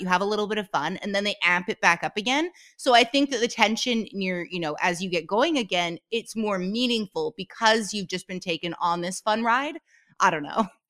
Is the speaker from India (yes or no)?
no; Canada; I'm Canadian, and I just said it pronouncing the T